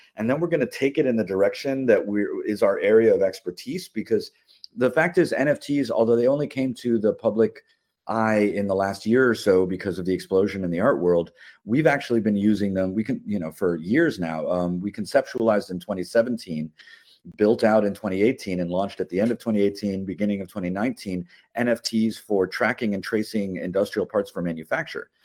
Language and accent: English; Miami, Florida, United States; opened a makerspace in my hometown of Miami